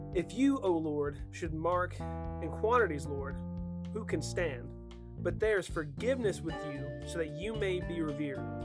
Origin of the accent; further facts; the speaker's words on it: North Georgia, United States; I'm from North Georgia